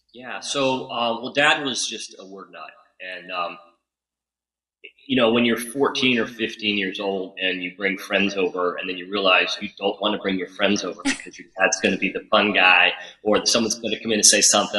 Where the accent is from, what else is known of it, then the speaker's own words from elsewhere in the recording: New Haven, Connecticut, United States; also born or lived in Cheshire, Connecticut; I was born in Cheshire, in New Haven, Connecticut